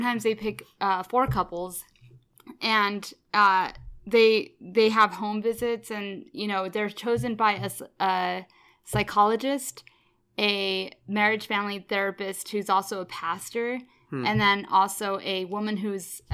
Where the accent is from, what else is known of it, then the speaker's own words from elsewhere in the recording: Texas, United States; I am from Texas, and specifically I'm from a border town